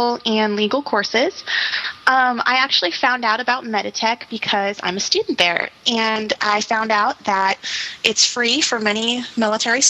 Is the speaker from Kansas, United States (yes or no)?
yes; Kansas, United States; moved away as an adult; now in Maryland, United States; I'm originally from Kansas. I'm a long way from home